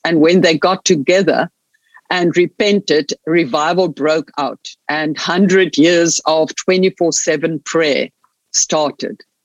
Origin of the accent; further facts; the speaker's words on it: Stellenbosch, Western Cape, South Africa; also born or lived in Munich, Germany; I was born here in Stellenbosch in the winelands in the Cape, in uh, southern part of South Africa. Grew up here